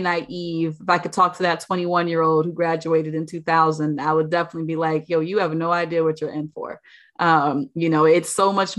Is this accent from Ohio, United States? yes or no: yes; Maple Heights, Ohio, United States; moved away; also born or lived in Newark, New Jersey; Maple Heights, Ohio is a suburb of Cleveland. I don't really claim the maple so much as I claim the Cleveland